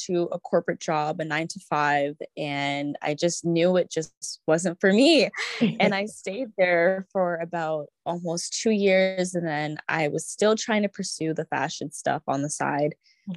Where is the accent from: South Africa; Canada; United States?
Canada; I grew up in Canada and I was born here